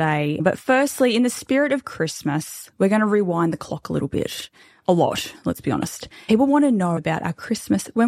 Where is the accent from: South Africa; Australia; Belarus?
Australia; We're like Aussie, typical Aussie Bogan family